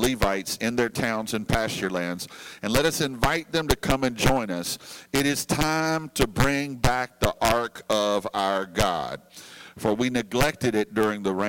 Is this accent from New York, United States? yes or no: no; Louisiana, United States; moved away as an adult; back in my home state of Louisiana. Actually, just this week, I just moved back to Baton Rouge